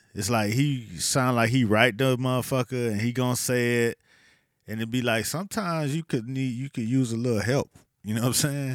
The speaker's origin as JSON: {"language": "English", "region": "the South", "country": "United States", "said": "I was from the South"}